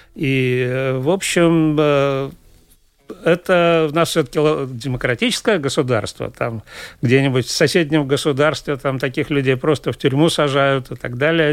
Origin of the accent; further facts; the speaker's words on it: Daugavpils, Latgale, Latvia; moved away as an adult; also born or lived in Riga; я же родился и вырос в Даугавпилсе